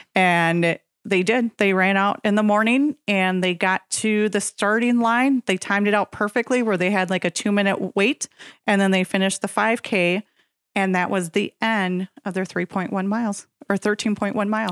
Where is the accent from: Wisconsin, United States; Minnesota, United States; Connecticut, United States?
Wisconsin, United States; Nekoosa; Grew up in Nacusa